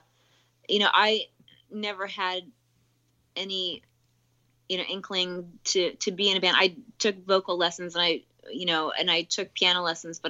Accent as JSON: {"language": "English", "country": "Canada", "moved": "yes", "said": "I'm from Canada, so I went to school in Toronto and in Canada"}